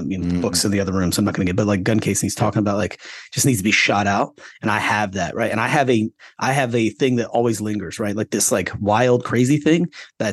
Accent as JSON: {"language": "English", "region": "Florida", "country": "United States", "tie": "born or raised there", "moved": "yes", "said": "I grew up in Florida. I got kicked out of public school in Florida"}